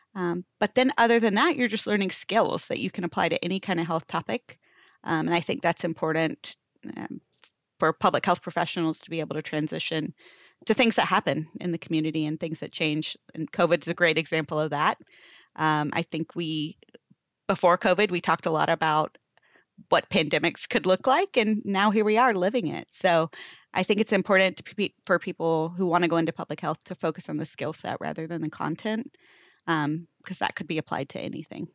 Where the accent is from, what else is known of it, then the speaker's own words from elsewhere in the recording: Florida, United States; moved away as an adult; now in Texas, United States; I am from Florida originally